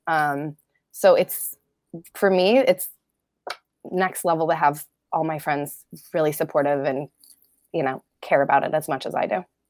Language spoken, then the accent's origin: English; Colorado, United States; I grew up in Colorado.